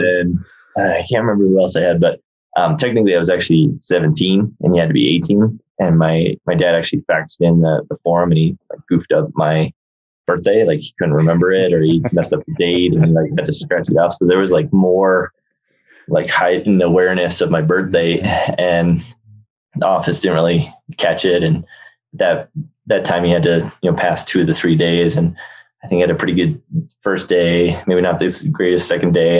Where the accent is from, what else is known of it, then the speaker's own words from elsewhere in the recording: New Jersey, United States; also born or lived in Massachusetts / Australia; now in Aspen, United States; we grew up skiing, and uh, we were based in New Jersey. Then I was born in Jersey, and uh, my mom's side of the family is all from Jersey. My dad's side is all from Massachusetts. So when he had a job transfer, we all moved up to Massachusetts